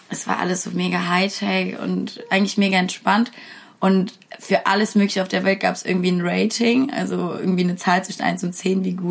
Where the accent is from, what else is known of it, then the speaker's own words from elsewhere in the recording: Russia; ich bin Russin